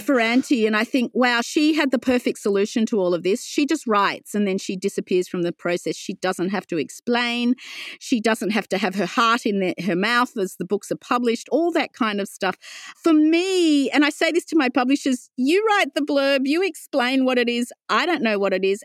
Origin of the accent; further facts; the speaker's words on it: Wollongong, New South Wales, Australia; also born or lived in London, United Kingdom / Sydney, Australia; I grew up in Wollongong on the foothills of Mount Kira